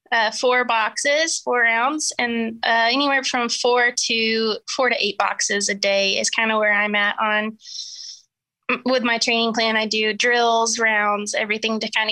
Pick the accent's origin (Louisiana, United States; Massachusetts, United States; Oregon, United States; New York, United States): Louisiana, United States; Winnfield; I am from Louisiana, and I started in 4-H shooting sports in my hometown of Winfield, Louisiana